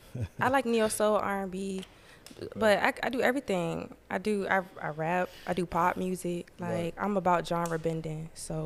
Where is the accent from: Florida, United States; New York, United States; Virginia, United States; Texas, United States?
Virginia, United States; And, yeah, I'm from Virginia